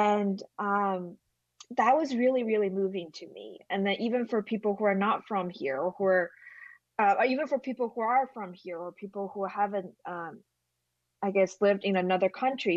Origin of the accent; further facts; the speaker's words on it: China; English is a second language; moved away; I'm from China